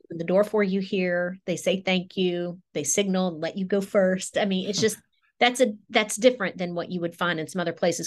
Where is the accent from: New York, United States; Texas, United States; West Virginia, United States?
West Virginia, United States; moved away as an adult; also born or lived in Raleigh, North Carolina; now in Durham area, United States